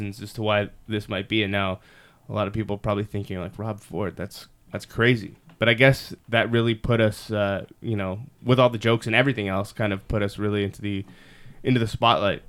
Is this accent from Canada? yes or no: yes; Toronto, Ontario, Canada; I grew up, I say I grew up in Toronto, but essentially was North York at the time and then became Toronto.